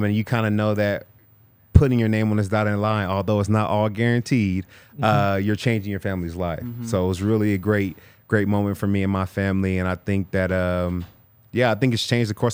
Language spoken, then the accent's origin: English; California, United States; moved away as an adult; now in Denver, United States; being from California